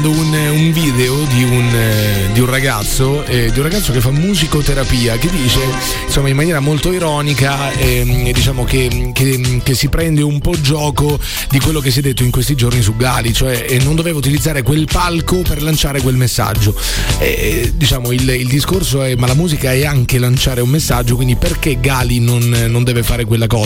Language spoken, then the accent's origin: Italian; Rome, Lazio, Italy; qui dietro, sono di Roma